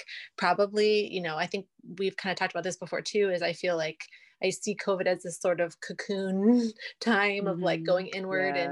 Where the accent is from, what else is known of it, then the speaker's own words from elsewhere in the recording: London, United Kingdom; moved away; I'm originally from England. I'm from London. So I have a lot of family there. And so we travel back there often